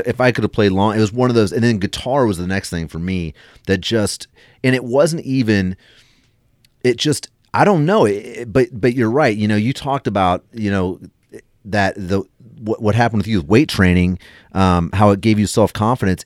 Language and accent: English; United States; we grew up in United States